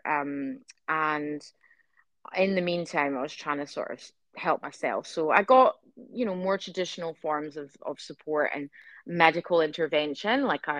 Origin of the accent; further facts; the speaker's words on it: Scotland, United Kingdom; now in Adelaide, Australia; I'm Scottish